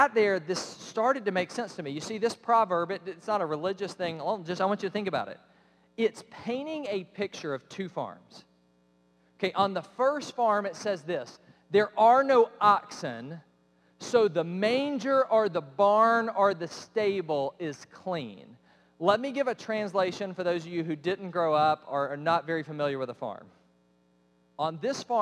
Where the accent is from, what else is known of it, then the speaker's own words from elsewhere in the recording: Cobb County, Georgia, United States; I grew up in Cobb County, Georgia.